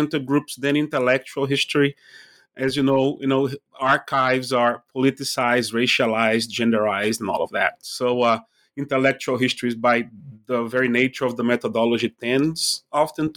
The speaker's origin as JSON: {"language": "English", "town": "Recife", "region": "Pernambuco", "country": "Brazil", "tie": "born or raised there", "moved": "yes", "said": "I'm originally from Recife, Brazil. I was born when the dictatorship was still in place there."}